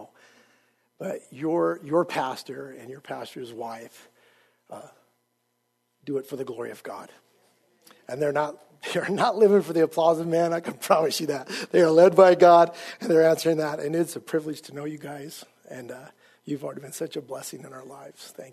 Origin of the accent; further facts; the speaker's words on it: Idaho Falls, Idaho, United States; moved away as an adult; also born or lived in Rexburg, Idaho / California; I am originally an Idaho boy. I grew up in Idaho Falls. I was born in Rexburg, Idaho